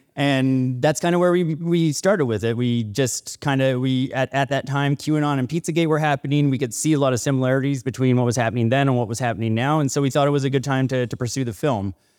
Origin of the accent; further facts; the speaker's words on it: Northern BC, British Columbia, Canada; I'm from Northern B C, and growing up